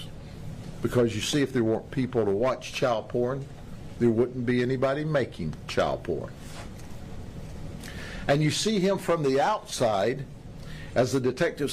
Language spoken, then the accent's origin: English; Polk County, Florida, United States; I'm from Polk County